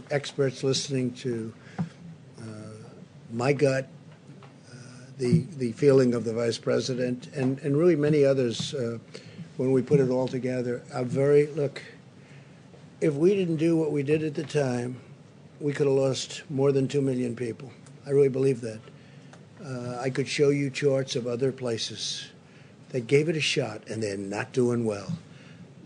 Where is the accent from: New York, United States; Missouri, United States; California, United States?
New York, United States; New York City; a certain hospital right near where I grew up in Queens